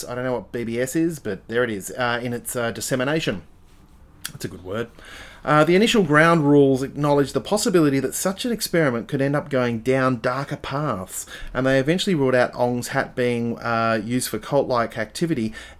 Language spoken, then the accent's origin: English; Adelaide, South Australia, Australia; I never had zines where I grew up in Adelaide. There were no zines.